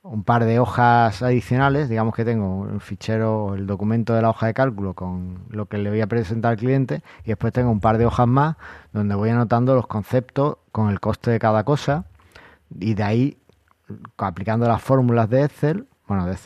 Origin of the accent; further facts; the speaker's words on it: Argentina; vosotros que como soy argentino tenéis mucha labia